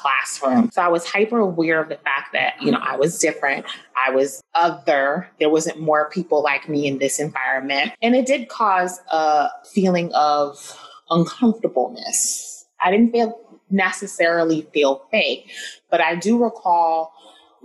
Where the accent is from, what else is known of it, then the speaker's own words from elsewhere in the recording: New York City, New York, United States; also born or lived in Flushing, Queens; I grew up in New York City, born and bred.